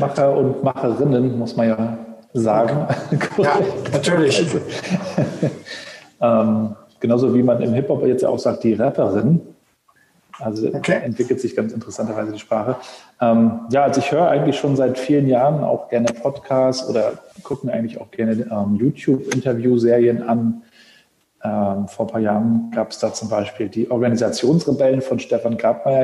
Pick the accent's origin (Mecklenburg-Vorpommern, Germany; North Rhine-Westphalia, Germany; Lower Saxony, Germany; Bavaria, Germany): Mecklenburg-Vorpommern, Germany; Rostock; Rostocker Jung